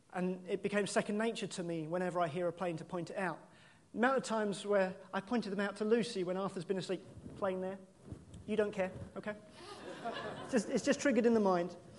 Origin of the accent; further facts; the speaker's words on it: United Kingdom; we're British